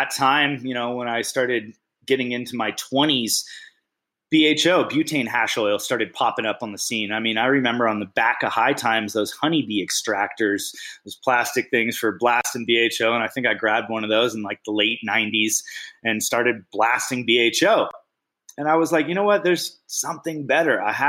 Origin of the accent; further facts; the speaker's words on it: Bay Area, California, United States; moved away; I grew up in the Bay Area. About half my life spent in the Bay Area